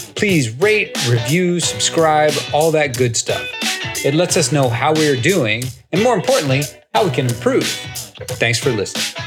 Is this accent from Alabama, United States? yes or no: no; Oak Ridge, Tennessee, United States; I grew up in Oak Ridge, Tennessee